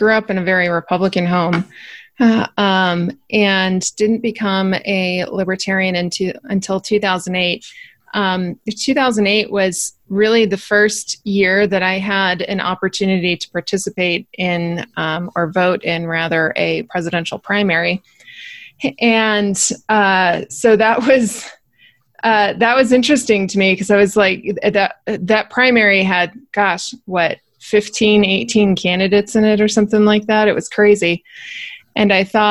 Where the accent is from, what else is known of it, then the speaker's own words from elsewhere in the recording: New Mexico, United States; I'm born and raised in New Mexico